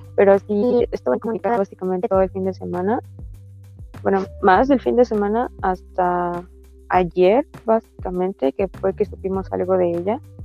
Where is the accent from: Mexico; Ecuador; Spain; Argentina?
Mexico; Tapachula, Chiapas; moved away; soy de Tapachula